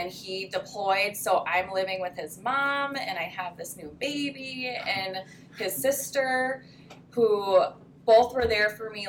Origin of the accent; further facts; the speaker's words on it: Florida, United States; moved away as an adult; also born or lived in Mississippi; now in Minnesota, United States; I'm from Florida.